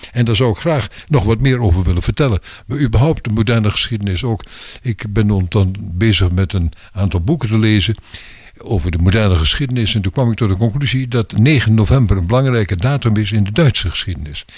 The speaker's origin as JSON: {"language": "Dutch", "area": "Twente", "region": "Overijssel", "country": "Netherlands", "also_born_or_lived": "Belgium / Brussels", "moved": "yes", "lives_now": "Laren, Netherlands", "said": "Ik ben oorspronkelijk een tukker"}